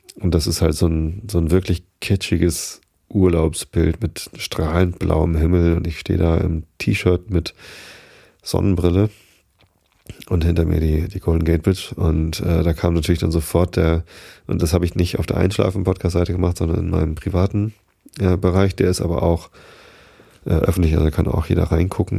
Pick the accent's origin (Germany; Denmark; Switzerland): Germany; Hamburg; bei uns in Hamburg